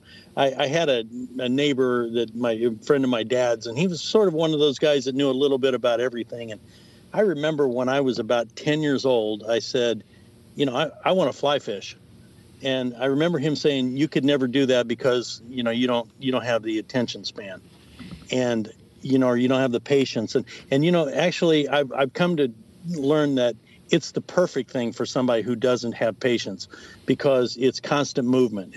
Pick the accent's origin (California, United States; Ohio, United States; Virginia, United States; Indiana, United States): Indiana, United States; Indianapolis; moved away as an adult; also born or lived in Wisconsin; now in Florida, United States; I'm a Hoosier. I grew up in Indianapolis, Indiana